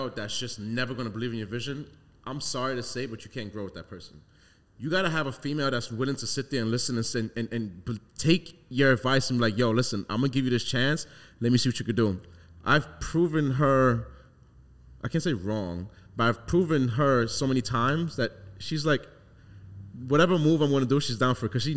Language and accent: English; New York City, New York, United States; moved away as an adult; now in Long Island, United States; I grew up in the hood, Brooklyn, Flatbush